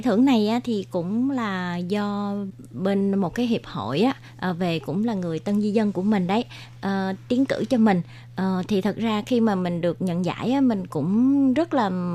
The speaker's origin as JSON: {"language": "Vietnamese", "country": "Vietnam", "moved": "as an adult", "lives_now": "Taoyuan, Taiwan", "said": "đến từ Việt Nam, à, mình đến Đài Loan được 20 năm rồi"}